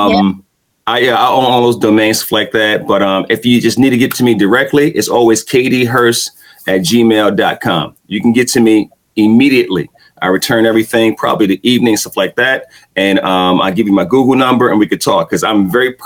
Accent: New York City, New York, United States; accent: Brooklyn; my accent from Brooklyn

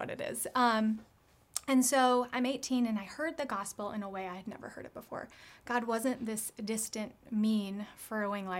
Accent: United States; growing up in America

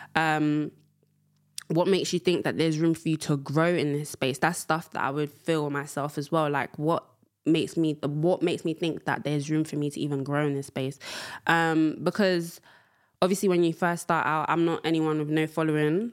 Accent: London, United Kingdom; also born or lived in Angola; I am from London town.

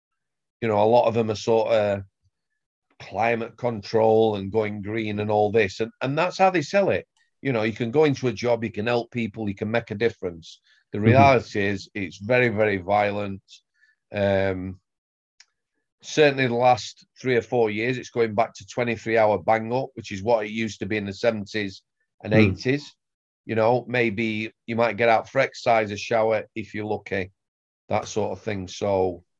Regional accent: Sheffield, Yorkshire and the Humber, United Kingdom; I come from Sheffield

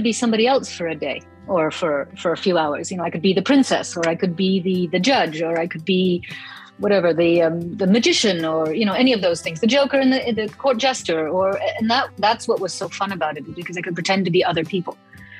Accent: Germany; also born or lived in Toronto, Canada / New York / Rome; Well, I grew up in Germany and in Toronto, mostly. But I also lived in New York and in Rome

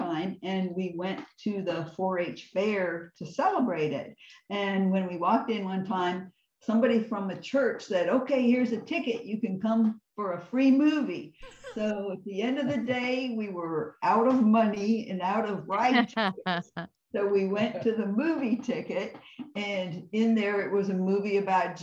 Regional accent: Mishawaka, Indiana, United States; Northern Indiana, Mishawaka

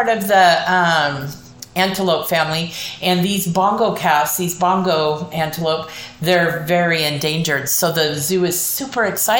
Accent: California, United States; I grew up in California

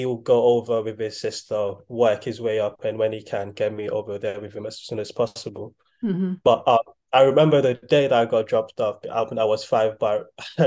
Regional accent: Nigeria; now in United Kingdom; I'm Nigerian

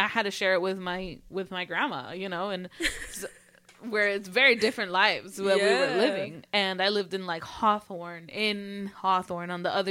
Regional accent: Mexico; because you look like me and I'm from Mexico and you don't want to look like me.

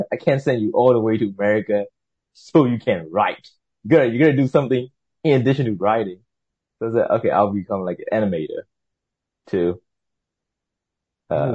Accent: Myanmar; English is a second language; moved away as an adult; I'm from Burma, Myanmar

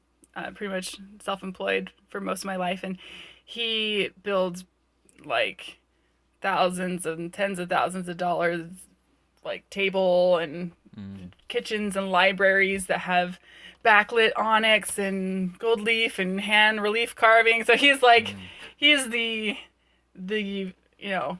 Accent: Ventura County, Southern California, United States; I grew up in Ventura County, so Southern California girl

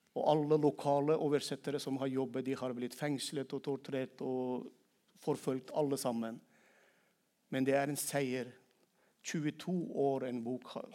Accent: Turkmenistan; Norwegian is a second language; moved away as an adult; now in Norway; jeg kom til Norge i 2001 som kvoteflyktning fra hjemlandet mitt da jeg var 23 år gammel. Men jeg ikke ble frelst i Norge, men jeg har blitt frelst i mitt eget land, Turkmenistan

